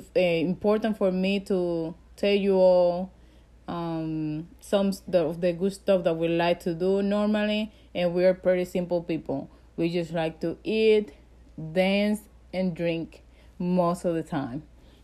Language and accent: English; Dominican Republic; moved away as an adult; now in Fort Benning, United States; I grew up in the Dominican Republic. I was born over there, and I grew up until I was 21. I came here, I had a family.